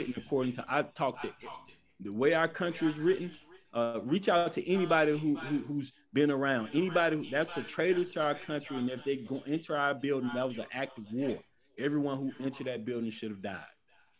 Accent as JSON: {"language": "English", "country": "United States", "said": "And I'm a strong American."}